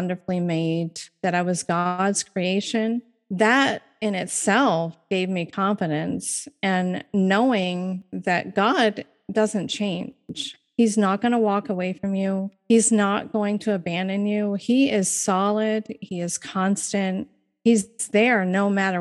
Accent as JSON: {"language": "English", "region": "Maine", "country": "United States", "said": "I'm from Maine"}